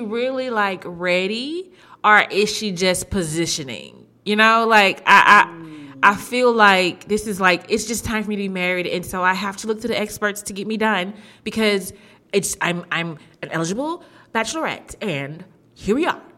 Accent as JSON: {"language": "English", "town": "Houston", "region": "Texas", "country": "United States", "said": "I'm from Houston"}